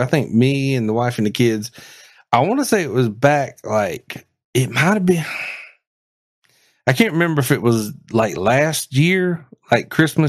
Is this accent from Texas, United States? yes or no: yes; Odessa, Texas, United States; I've been to Odessa. I was raised in Odessa.